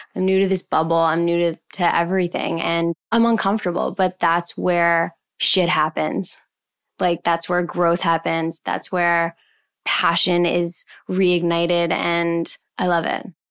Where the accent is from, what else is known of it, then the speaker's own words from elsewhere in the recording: Montreal, Quebec, Canada; moved away as an adult; also born or lived in Vancouver; now in Toronto, Canada; I'm originally from Montreal. I moved to Vancouver when I was nineteen